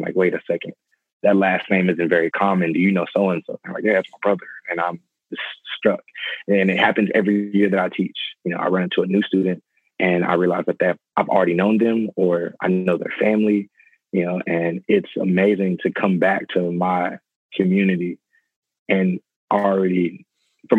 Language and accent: English; San Antonio, Texas, United States; I'm teaching at Karen Wagner High School here in San Antonio. It's actually the school I graduated from